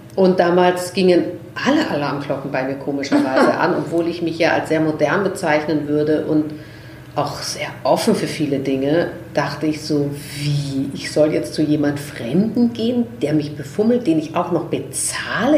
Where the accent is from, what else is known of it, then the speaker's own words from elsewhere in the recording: Vienna, Austria; ich komme ja aus Österreich, ich bin Wienerin